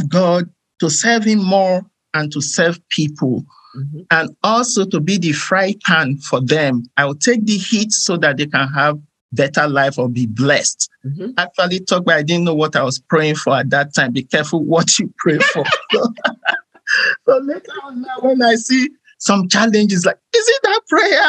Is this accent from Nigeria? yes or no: yes; Nigeria; moved away as an adult; now in United States; I am originally from Nigeria in West Africa.